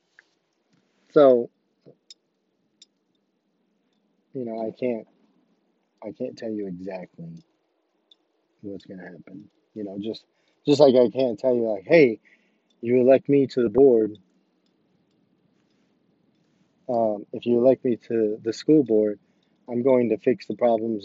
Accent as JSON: {"language": "English", "town": "Rich Hill", "region": "Missouri", "country": "United States", "said": "I'm from Rich Hill"}